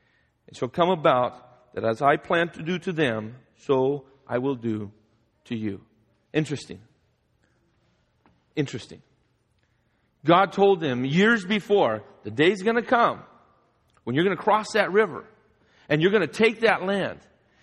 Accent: Guadalajara, Jalisco, Mexico; As most of you know, I grew up in Guadalajara, Mexico. My parents are missionaries down there.

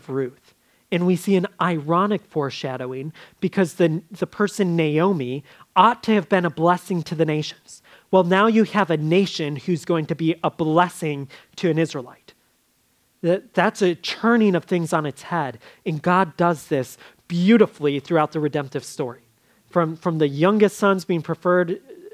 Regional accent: United States; as American Christians

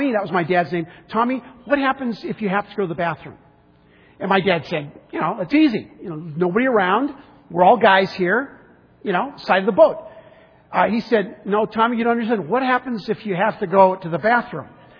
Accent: San Diego, California, United States; I grew up in San Diego.

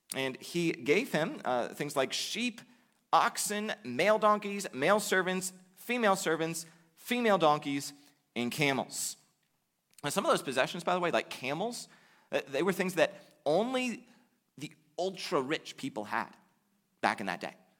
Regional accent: United States; the vast majority of us face as American Christians

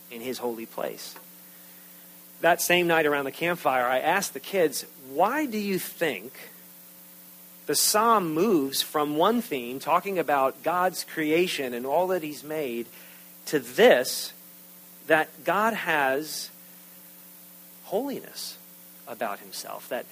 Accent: New York, United States; I'm from New York

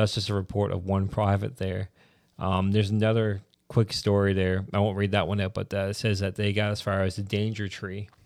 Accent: Newfoundland and Labrador, Canada; I'm a Newfoundlander, then I'm a Canadian

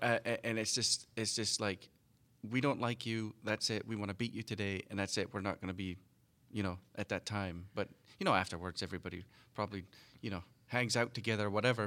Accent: United Kingdom; moved away; British kids growing up.

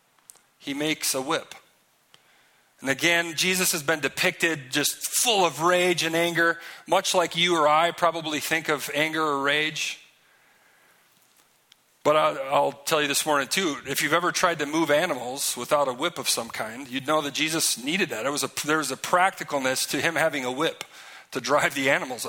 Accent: Minnesota, United States; I'm from Minnesota

